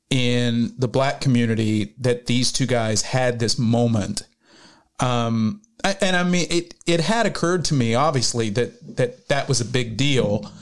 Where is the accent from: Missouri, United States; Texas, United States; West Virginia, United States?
West Virginia, United States; now in Los Angeles, United States; So I had just moved here from West Virginia. You're from Kentucky. I'm from West Virginia.